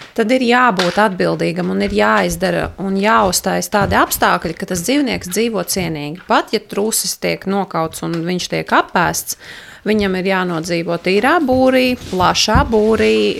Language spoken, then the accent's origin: Latvian; Riga, Latvia; moved away as an adult; also born or lived in Ropaži Municipality; now in Ropaži, Latvia; es esmu dzimusi augus Rīgā.